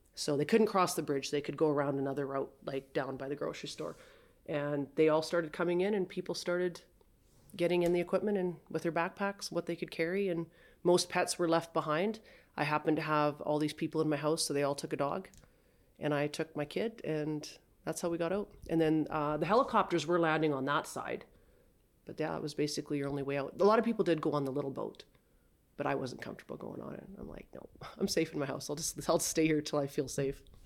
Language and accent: English; Saskatchewan, Canada; now in High River, Canada; I'm originally from Saskatchewan